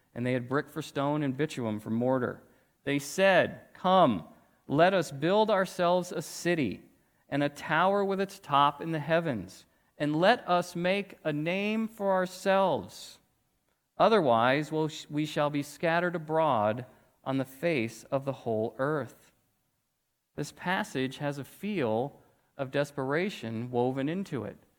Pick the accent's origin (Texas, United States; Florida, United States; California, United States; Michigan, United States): Texas, United States; Weatherford; I grew up in Weatherford, Texas